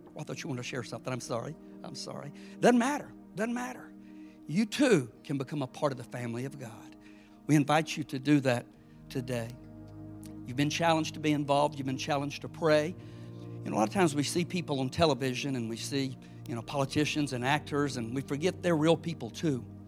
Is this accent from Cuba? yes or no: no; South Georgia, United States; I'm a nobody from South Georgia